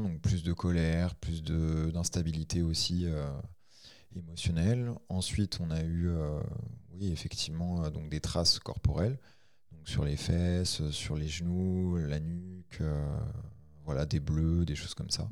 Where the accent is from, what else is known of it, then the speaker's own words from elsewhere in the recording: Ain, Auvergne-Rhône-Alpes, France; Je suis de l'Ain